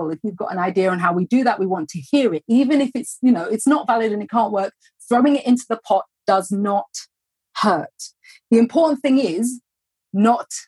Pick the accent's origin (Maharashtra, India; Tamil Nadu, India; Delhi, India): Maharashtra, India; Mumbai; I'm a college student majoring in psychology and education studies, and I'm from